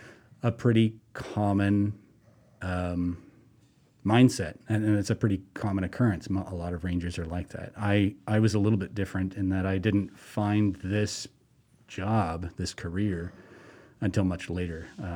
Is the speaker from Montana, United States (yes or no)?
yes; Montana, United States; born there; also born or lived in Colorado; I moved here from Colorado, and I'm slowly migrating south. I was born in Montana